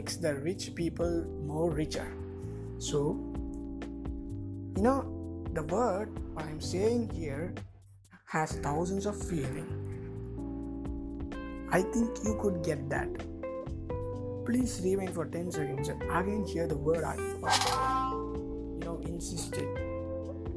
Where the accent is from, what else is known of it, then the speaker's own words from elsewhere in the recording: Tamil Nadu, India; I am from Tamil Nadu